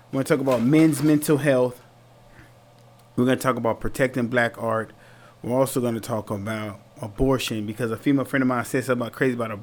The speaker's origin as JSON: {"language": "English", "town": "San Antonio", "region": "Texas", "country": "United States", "tie": "born or raised there", "said": "when I was younger, right, growing up in San Antonio, Texas"}